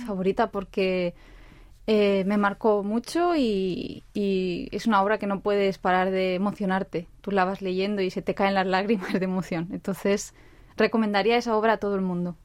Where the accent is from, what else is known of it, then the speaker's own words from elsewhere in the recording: Spain; now in South Korea; yo soy de España